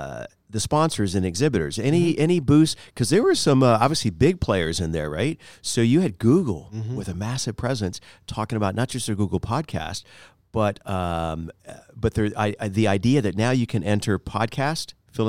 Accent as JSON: {"language": "English", "region": "Florida", "country": "United States", "tie": "born or raised there", "also_born_or_lived": "Miami", "said": "I was born in Miami, but after okay. 13 months old, I decided to move. I was so over South Beach after a year old, but grew up in Central Florida, quite about 30 minutes from Orlando."}